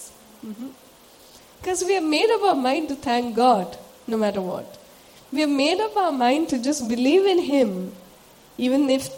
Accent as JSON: {"language": "English", "region": "Sikkim", "country": "India", "tie": "born or raised there", "moved": "as an adult", "said": "should I stay back in my hometown? My home is a beautiful place. For those of us who don't know where I come from, I'm from Sikkim."}